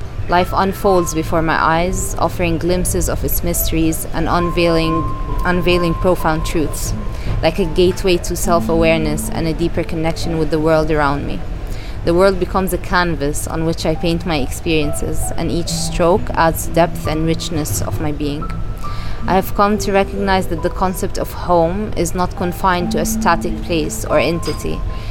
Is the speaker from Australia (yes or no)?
no; Kuwait; born there; yeah, I was born in Kuwait, actually.